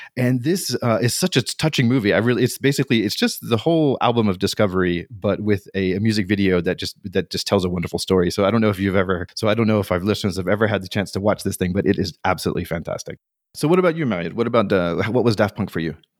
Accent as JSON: {"language": "English", "region": "North Carolina", "country": "United States", "also_born_or_lived": "Paris", "moved": "as an adult", "lives_now": "France", "said": "I was twenty-five year old and I arrived in Paris and I was from North Carolina"}